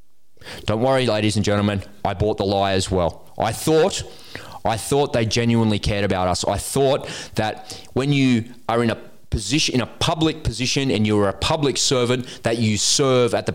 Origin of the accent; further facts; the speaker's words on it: Australia; I was born in Australia.